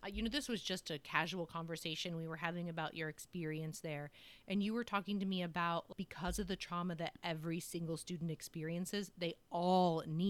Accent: Midwest, United States; And, you know, I'm from the Midwest, so we are very friendly.

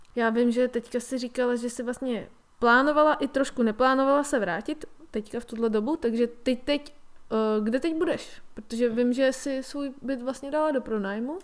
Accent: Czechia; my jako Češi

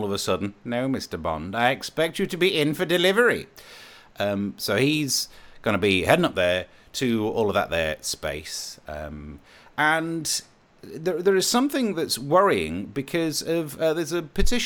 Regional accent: Midlands, United Kingdom; I am poor and I am from the Midlands.

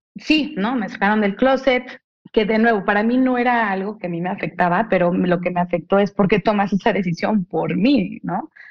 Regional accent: Mexico; soy una mujer mexicana

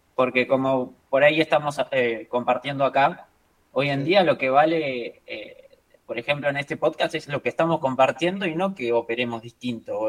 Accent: Argentina; yo soy argentino

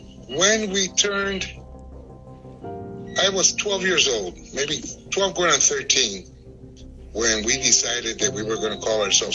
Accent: Chicago, Illinois, United States; also born or lived in Puerto Rico; I was born in Puerto Rico, 48. Parents moved up here in 48 to the U.S., to Chicago. In 52, they sent for the rest of the family. I was 3 going on 4 when we got here. We lived in the poor neighborhood in Chicago, up around the Lincoln Park area.

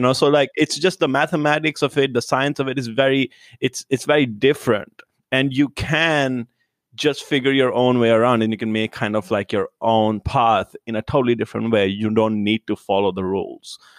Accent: India; moved away as an adult; now in Los Angeles, United States; I was born in India, And then I moved here, like, three years ago.

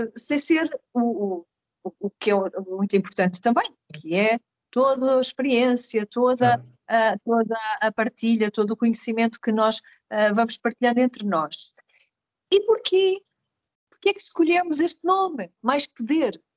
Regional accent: Carcavelos, Lisbon, Portugal; sou natural de Carcavelos, onde, de onde estou a gravar neste momento

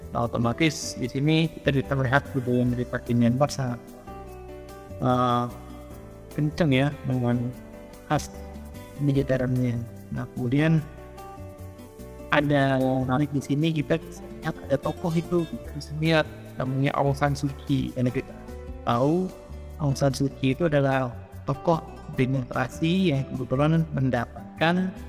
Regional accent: Jakarta, Indonesia; born there; lahir di Jakarta

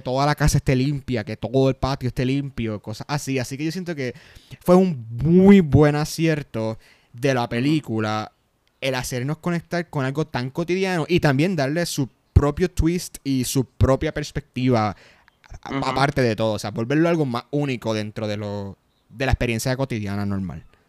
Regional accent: Puerto Rico; nosotros somos puertorriqueños

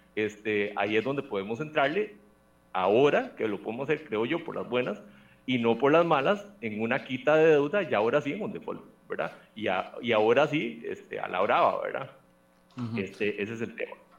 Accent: Costa Rica; como costarricense

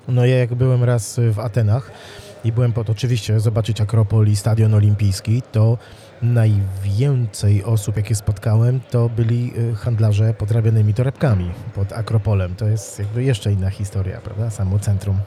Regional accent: Wrocław, Lower Silesian Voivodeship, Poland; jak ja byłem małym chłopcem, ja mieszkałem we Wrocławiu

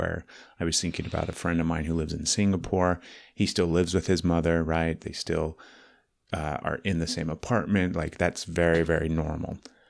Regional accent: Dallas, Texas, United States; Living in Dallas and growing up in Dallas and then going everywhere else you possibly can, right?

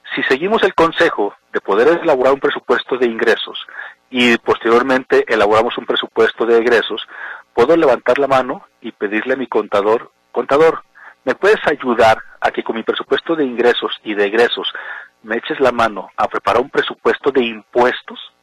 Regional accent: Mexico; nosotros como mexicanos

